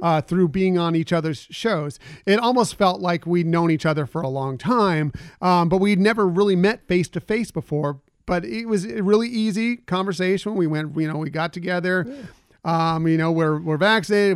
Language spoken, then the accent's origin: English; West Coast, United States; I grew up here on the West Coast